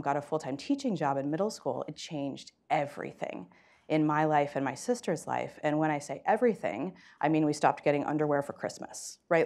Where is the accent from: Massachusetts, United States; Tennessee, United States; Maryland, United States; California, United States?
California, United States; East Palo Alto; I was born and raised in East Palo Alto, California